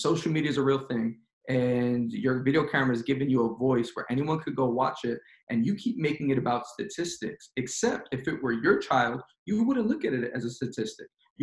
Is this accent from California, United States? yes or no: no; New York City, New York, United States; moved away; I am born and raised in Queens, New York